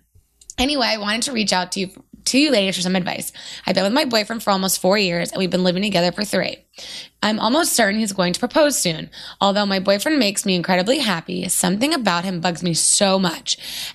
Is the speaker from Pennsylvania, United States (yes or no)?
no; California, United States; I'm from Orange County and I'm in my late 20s.